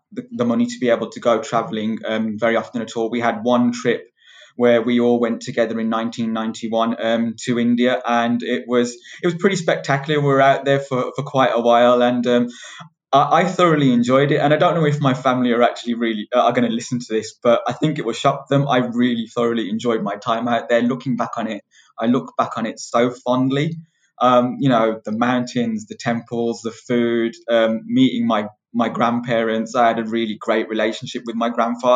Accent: United Kingdom; I'm born and bred in the UK.

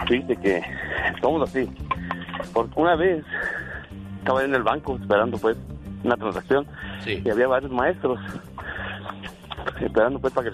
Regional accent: Michoacán, Mexico; moved away as an adult; also born or lived in New Mexico; now in United States; tenía siete años cuando me voy para allá, pero ahorita este, me regresé a los 18.

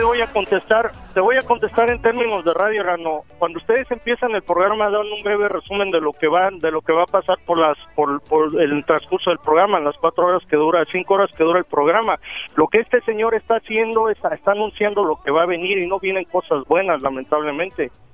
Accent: Mexico; soy mexicano

